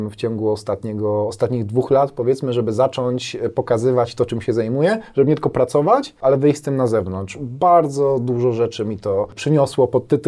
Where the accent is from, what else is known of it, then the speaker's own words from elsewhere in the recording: Bielsko-Biała, Silesian Voivodeship, Poland; Jestem z Bielska.